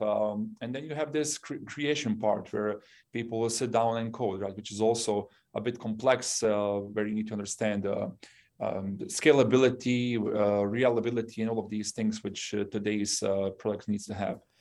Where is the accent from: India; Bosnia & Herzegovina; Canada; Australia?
Bosnia & Herzegovina; English is a second language; moved away; also born or lived in Yugoslavia; I'm originally from Bosnia